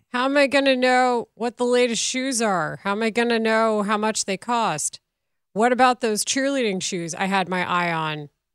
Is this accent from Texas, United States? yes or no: yes; Texas, United States; moved away; my hometown at the time probably had a third of the residents it does now